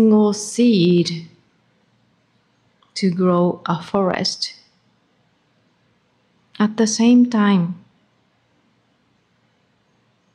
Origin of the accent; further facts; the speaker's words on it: Japan; moved away; I came from Japan.